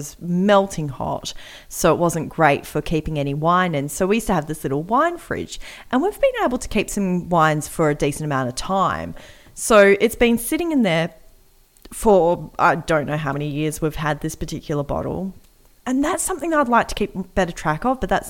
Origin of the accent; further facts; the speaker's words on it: Australia; we're Australian